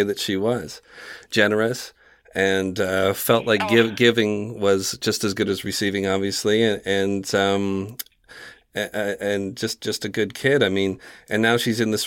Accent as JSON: {"language": "English", "country": "Canada", "said": "I'm from Canada"}